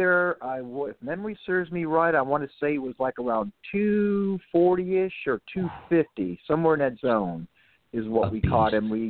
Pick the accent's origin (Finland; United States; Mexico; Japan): United States; South Florida; Now, I'm a native Floridian, South Floridian to be exact.